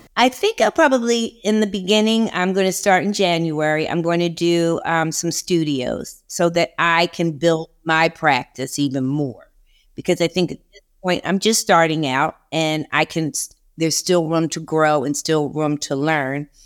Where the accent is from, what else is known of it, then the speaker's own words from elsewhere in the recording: Philadelphia, Pennsylvania, United States; now in Charleston, United States; I'm originally from Philadelphia